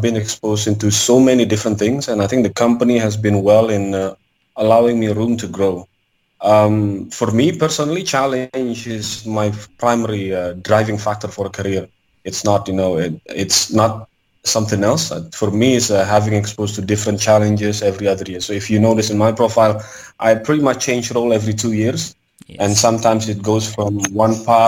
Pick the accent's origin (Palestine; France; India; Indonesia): Indonesia; I'm from Indonesia.